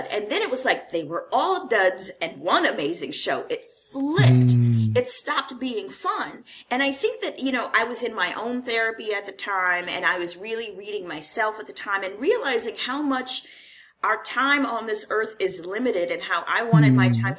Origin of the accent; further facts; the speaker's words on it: Houston, Texas, United States; moved away as an adult; also born or lived in Los Angeles; I left Houston, which is my hometown